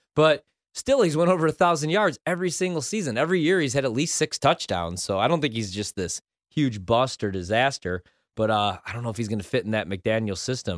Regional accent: Midwest, United States; I'm from the Midwest

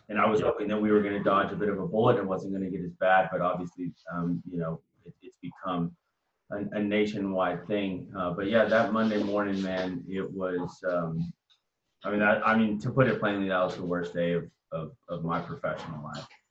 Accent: Austin, Texas, United States; I'm born and raised in Austin

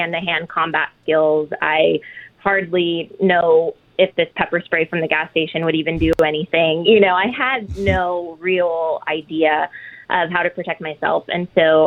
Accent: just outside of Chicago, Illinois, United States; I was raised just outside of Chicago

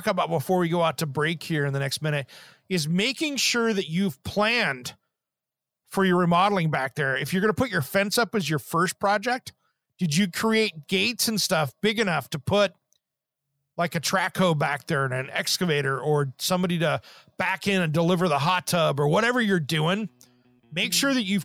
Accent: Eastern Washington, United States; when I grew up in Eastern Washington

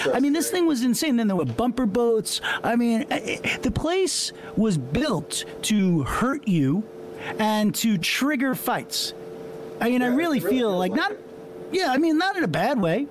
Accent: Long Island, New York, United States; growing up in Long Island

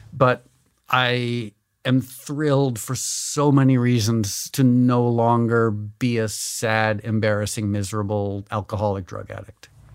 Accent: Connecticut, United States; also born or lived in New York; I was born in New York, but I grew up in Connecticut

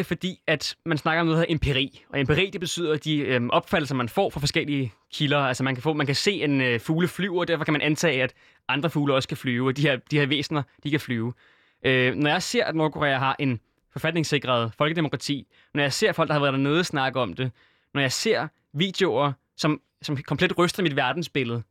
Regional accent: Syria; i Syrien, hvor jeg er fra

